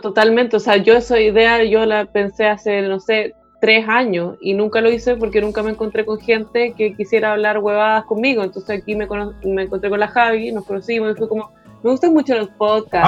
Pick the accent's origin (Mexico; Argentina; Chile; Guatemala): Chile; moved away; nosotros nos entendemos como chilenos